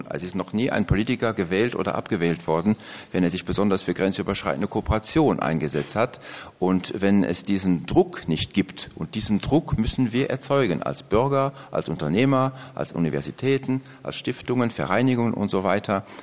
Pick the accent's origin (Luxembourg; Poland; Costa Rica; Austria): Luxembourg; Äh, ich sage das als Luxemburger bewusst, äh, mit dem Lützeburgischen äh, im Elsass gibt es auch eine Regionalsprache